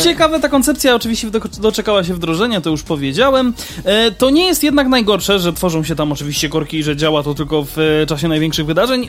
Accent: Kraków, Lesser Poland, Poland; u nas w Krakowie

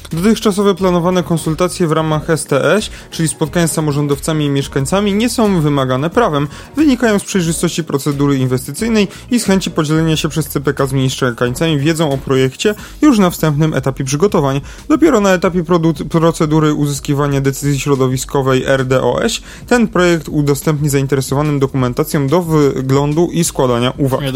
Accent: Kraków, Lesser Poland, Poland; my to krakusy jesteśmy

